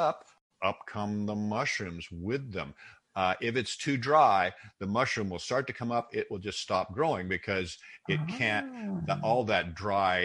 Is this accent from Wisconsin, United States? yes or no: no; Seattle, Washington, United States; I grew up in Seattle